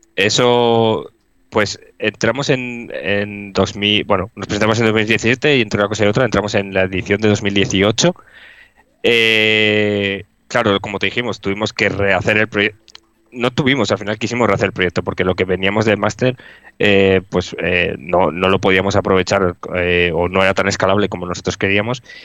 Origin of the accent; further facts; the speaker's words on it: Cantabria, Spain; yo, por ejemplo, soy de Cantabria